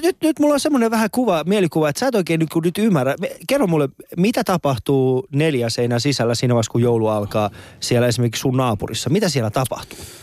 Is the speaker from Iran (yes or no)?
yes; Iran; Meillä Iranissa